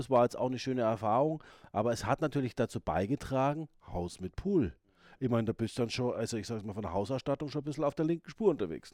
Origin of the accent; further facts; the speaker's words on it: Ingolstadt, Bavaria, Germany; moved away; ich komme aus Ingolstadt ursprünglich